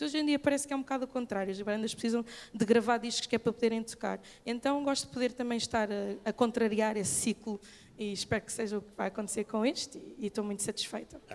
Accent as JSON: {"language": "Portuguese", "country": "Mozambique", "moved": "yes", "lives_now": "Portugal", "said": "poder voltar para Moçambique e poder ajudar o meu país a reconstruir-se"}